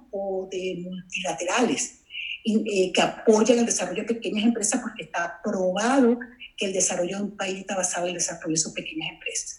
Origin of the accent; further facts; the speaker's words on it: Venezuela; moved away as an adult; now in Los Angeles, United States; soy originalmente de Venezuela, nacida en Venezuela